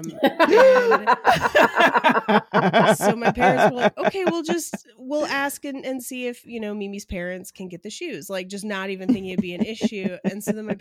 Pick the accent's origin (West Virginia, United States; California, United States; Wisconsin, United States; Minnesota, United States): California, United States; Bay Area; moved away; So we grew up in the Bay Area